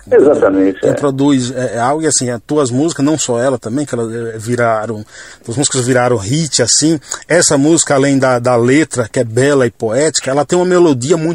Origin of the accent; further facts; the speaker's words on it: São Paulo, Brazil; Nasci em São Paulo. Você é paulista, paulistano? Paulistano.